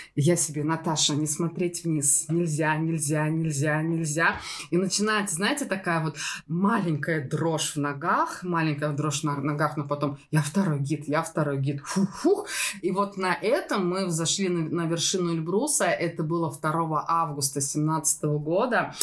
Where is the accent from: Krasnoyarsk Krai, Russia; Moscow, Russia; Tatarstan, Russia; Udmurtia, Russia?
Moscow, Russia; moved away; Я из Москвы